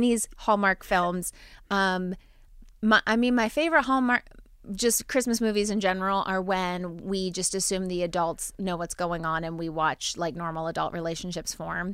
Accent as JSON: {"language": "English", "region": "New Jersey", "country": "United States", "said": "I'm from New Jersey. I, I don't have a strong accent"}